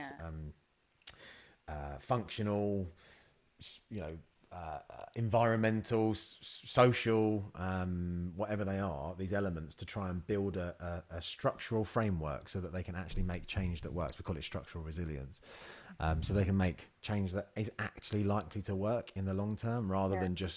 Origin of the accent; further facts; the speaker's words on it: Luton, East of England, United Kingdom; growing up in Luton